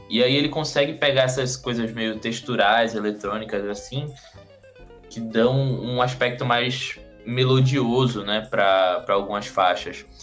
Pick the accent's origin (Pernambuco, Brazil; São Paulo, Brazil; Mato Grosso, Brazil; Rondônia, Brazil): Pernambuco, Brazil; Recife; Eu sou de Recife, né? Nascido e criado em, em, na região metropolitana do Recife.